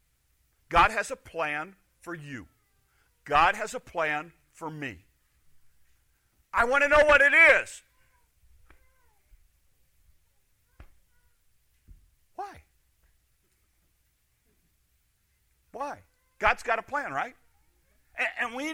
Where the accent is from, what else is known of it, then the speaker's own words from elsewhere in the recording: Chicago, Illinois, United States; moved away; I'm from Chicago. I don't do country. I do asphalt and houses close together